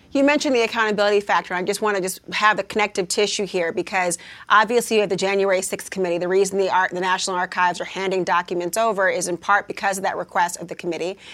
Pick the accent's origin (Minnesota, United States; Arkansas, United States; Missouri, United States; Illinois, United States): Minnesota, United States; I'm from Minnesota